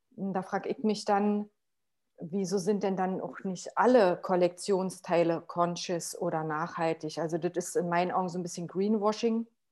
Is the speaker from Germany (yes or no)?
yes; Potsdam, Brandenburg, Germany; ich komme ähm, aus Potsdam und ich wohne hier